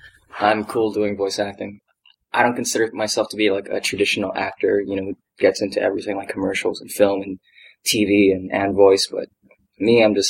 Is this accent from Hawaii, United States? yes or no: yes; Hawaii, United States; I'm from Hawaii, so my natural accent, I had to train out of me, and it took so long.